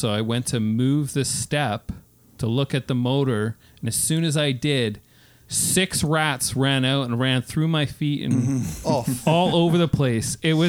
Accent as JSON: {"language": "English", "country": "Canada", "said": "We're all Canadians."}